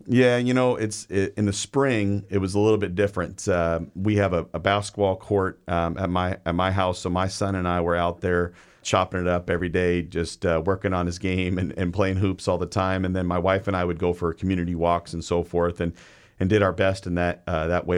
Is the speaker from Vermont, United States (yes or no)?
no; Everett, Washington, United States; I'm from South Everett, one hundred twenty-eighth Street. So, uh, I'm a very proud of my, my, uh, my place. I grew up in a, a six hundred square foot apartment